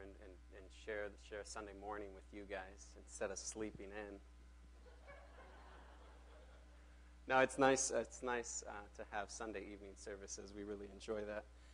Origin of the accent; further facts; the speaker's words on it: Mexico; now in Minneapolis, United States; I grew up in Mexico